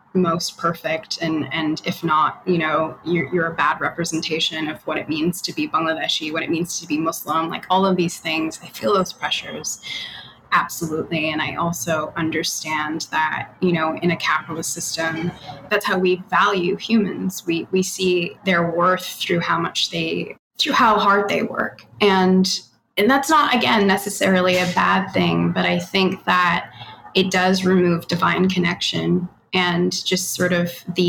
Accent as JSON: {"language": "English", "country": "Australia", "tie": "born or raised there", "also_born_or_lived": "Canada", "lives_now": "United States", "said": "I'm Australian Canadian, but I've lived here and I've completely lost my accent. I was born in Canada and I was raised in Australia."}